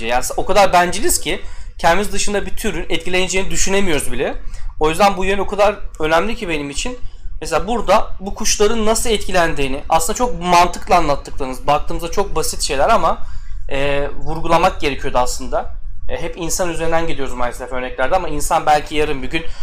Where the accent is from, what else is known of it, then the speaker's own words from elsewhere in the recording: Antalya, Turkey; Biz hadi Antalyalıyım ben.